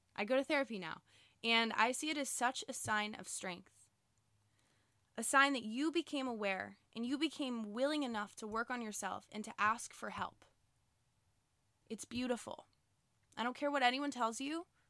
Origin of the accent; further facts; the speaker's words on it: Boca Raton, Florida, United States; I live in Boca Raton, Florida, so I grew up with all the same people, all the same families